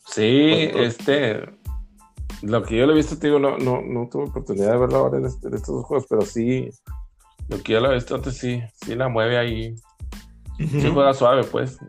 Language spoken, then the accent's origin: Spanish; Chihuahua, Mexico; los que somos los, de Chihuahua que lo vimos jugar allá